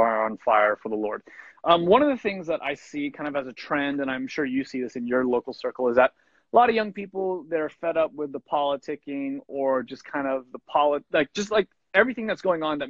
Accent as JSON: {"language": "English", "region": "Southern California", "country": "United States", "tie": "born or raised there", "moved": "yes", "lives_now": "Portland, United States", "said": "born and raised in Southern California. Currently, I live up in the Portland, Oregon area"}